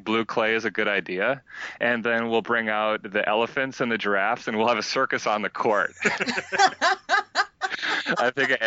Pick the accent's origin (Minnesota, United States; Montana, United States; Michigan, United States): Minnesota, United States; moved away as an adult; also born or lived in France; I grew up in Minnesota